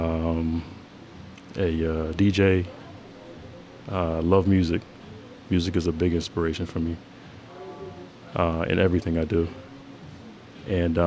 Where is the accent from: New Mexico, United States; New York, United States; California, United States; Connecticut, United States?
Connecticut, United States; Bridgeport; now in Columbia, United States; from Bridgeport, Connecticut. I'm a small boutique owner here in Five Points, Columbia, South Carolina